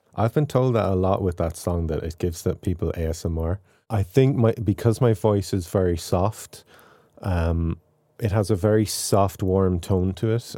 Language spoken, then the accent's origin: English; Ireland; accent: Irish; also born or lived in Waterford; my own accent, my Irish accent